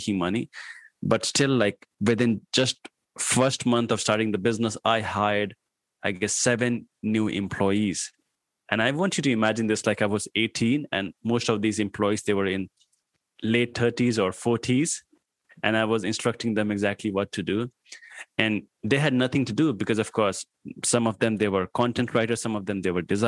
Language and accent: English; Patna, Bihar, India; English is a second language; moved away as an adult; also born or lived in New Delhi / Greater Noida; now in Pune, India; my hometown was, like, there was a small town over here in India called Patna